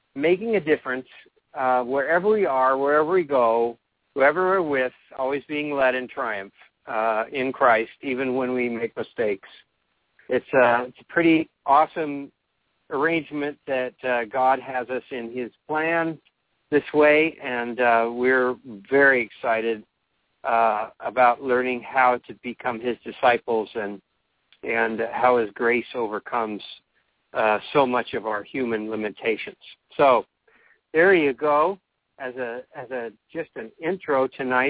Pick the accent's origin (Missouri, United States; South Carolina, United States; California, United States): California, United States; I'm from California